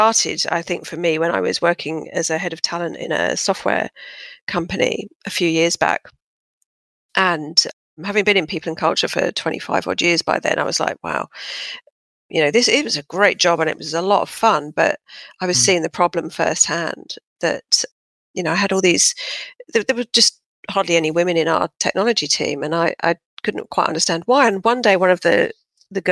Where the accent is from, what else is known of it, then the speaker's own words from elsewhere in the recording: London, United Kingdom; moved away as an adult; now in Sydney, Australia; I'm originally from southwest London, Fulham, as you can probably tell by my impeccable accent, which I've hung on to dearly